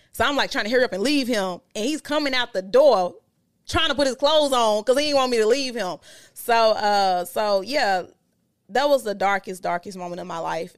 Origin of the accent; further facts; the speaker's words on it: Memphis, Tennessee, United States; moved away; I'm from Memphis